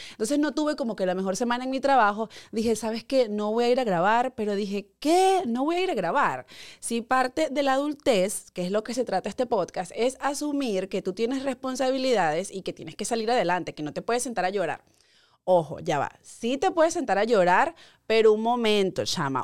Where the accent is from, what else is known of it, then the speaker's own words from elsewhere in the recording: Guárico, Venezuela; moved away as an adult; now in United States; allá en mi pueblo guárico